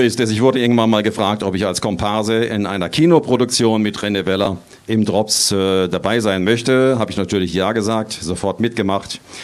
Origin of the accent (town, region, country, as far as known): Kehl, Baden-Württemberg, Germany